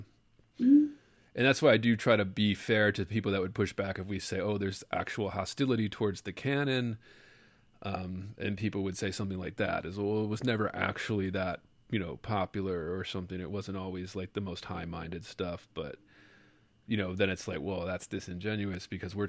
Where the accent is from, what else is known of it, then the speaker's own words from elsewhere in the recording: Baltimore, Maryland, United States; now in Las Vegas, United States; but I grew up in Baltimore, and I moved to Louisiana for grad school, and now I live in Vegas out here in the desert